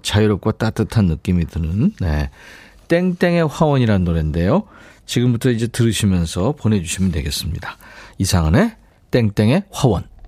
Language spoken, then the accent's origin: Korean; Seoul, South Korea; 어렸을 때 광화문 살았거든요. 거기서 이제 초등학교로 왔다 갔다 했는데